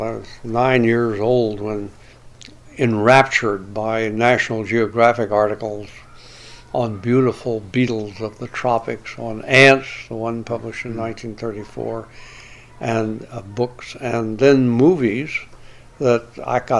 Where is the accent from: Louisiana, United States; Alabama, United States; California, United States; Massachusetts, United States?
Alabama, United States; Growing up in Alabama